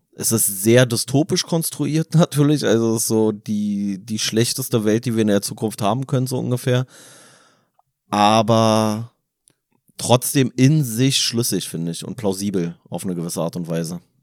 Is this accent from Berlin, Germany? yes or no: yes; Berlin, Germany; für uns als Berliner